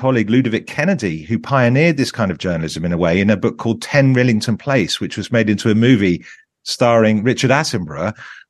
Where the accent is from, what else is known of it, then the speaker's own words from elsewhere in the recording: Barnet, London, United Kingdom; I'm in my 50s, to do something that makes a difference. I grew up in Barnet and went to a normal state comprehensive and got interested in journalism in my teens.